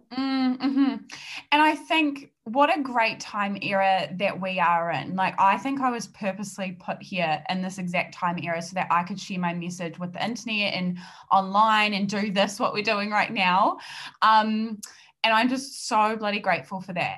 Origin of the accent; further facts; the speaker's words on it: New Zealand; accent: New Zealand; I'm based in New Zealand. I'm a New Zealander and the accent is going to be very very strong